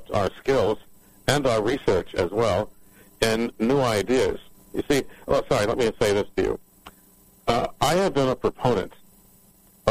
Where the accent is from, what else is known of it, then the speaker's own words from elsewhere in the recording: New York City, New York, United States; also born or lived in Chicago; I come from New York City